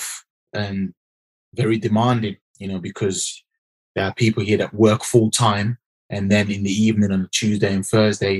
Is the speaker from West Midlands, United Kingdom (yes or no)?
yes; Birmingham, West Midlands, United Kingdom; Birmingham, UK, that's where I'm from.